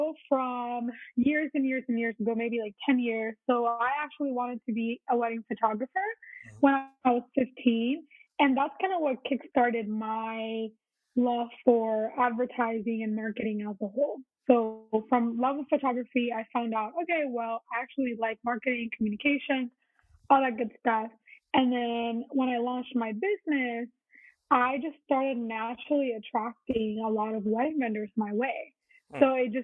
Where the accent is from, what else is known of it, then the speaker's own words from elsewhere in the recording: Puerto Rico; moved away as an adult; now in Virginia, United States; I was born and raised in Puerto Rico